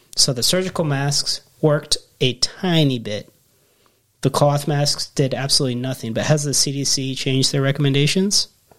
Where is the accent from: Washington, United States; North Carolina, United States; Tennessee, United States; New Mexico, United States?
Washington, United States; Well, I grew up in Washington State, very blue state, and very progressive.